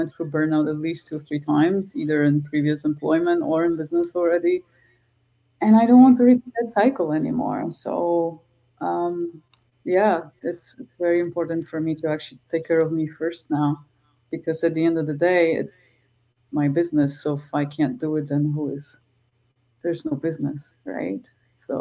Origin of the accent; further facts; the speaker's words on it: Krakow, Lesser Poland, Poland; moved away as an adult; now in Canada; I'm from Krakow